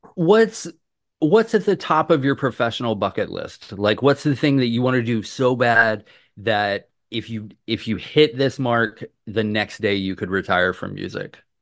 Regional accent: Atlanta, Georgia, United States; I am from Atlanta, Georgia

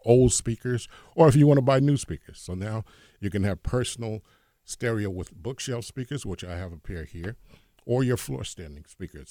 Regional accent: Hoboken, New Jersey, United States; I'm from Hoboken, New Jersey.

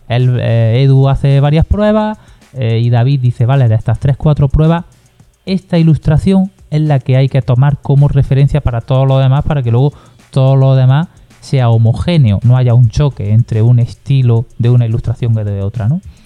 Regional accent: Granada, Andalusia, Spain; yo soy de Granada y aquí pues tenemos ese monumento tan maravilloso que es la Alhambra

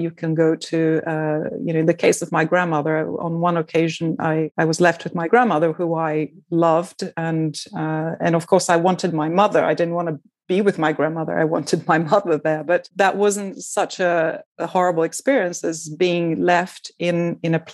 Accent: Brazil; first language Portuguese; English is a second language; moved away; I was from Brazil, and my mother tongue is Portuguese

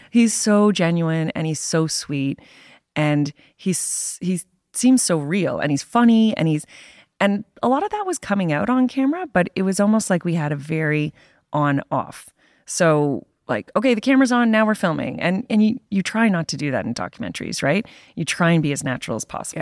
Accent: Canada; being a Canadian working for the Toronto Star

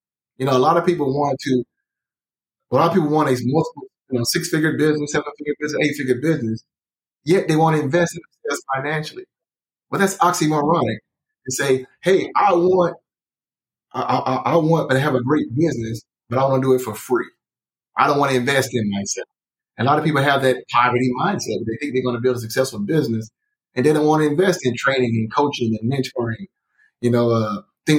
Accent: Tyler, Texas, United States; now in Dallas, United States; I'm from Tyler, Texas.

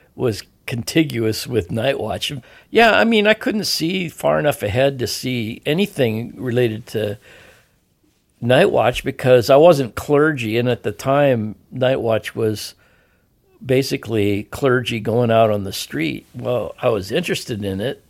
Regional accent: Edmonds, Washington, United States; grew up in Lily White, Edmonds, Woodway, Washington

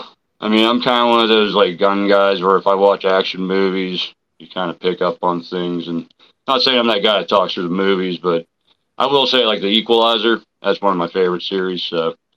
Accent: Pittsburgh, Pennsylvania, United States; Hi, how you doing? … from Pittsburgh, PA.

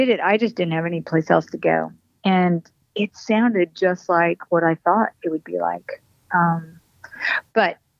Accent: New Mexico, United States; also born or lived in Colorado; I grew up in northern New Mexico, a little bit in Colorado, and then dipped back down to southern New Mexico from about fourth grade on.

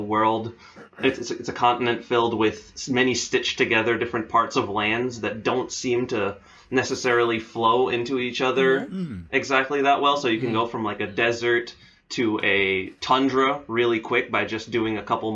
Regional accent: Belize; moved away; I was born and raised in the Caribbean, the country I lived in, which is Belize

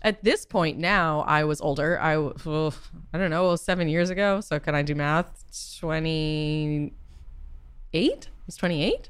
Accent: Boston, Massachusetts, United States; also born or lived in California; now in New York, United States; I am from Boston

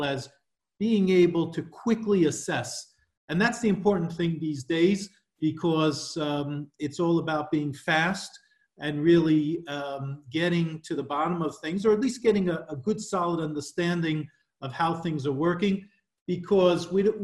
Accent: New York, United States; moved away as an adult; now in Paris, France; I'm originally from New York, but I've been working internationally for over 20 years now, currently living in Paris

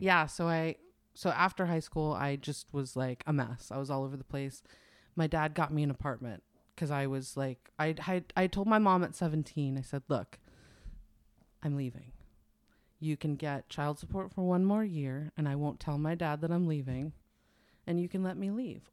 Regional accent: New York, United States; also born or lived in New Hampshire; now in California, United States; I grew up in New York longer than I lived anywhere else

